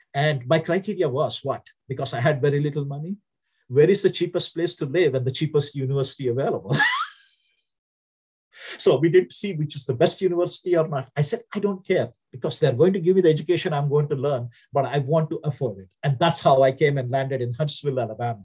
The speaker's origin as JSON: {"language": "English", "country": "India", "also_born_or_lived": "Southern United States", "accent": "Indian", "second_language": "English", "moved": "as an adult", "lives_now": "United States", "said": "my accent from India was very different."}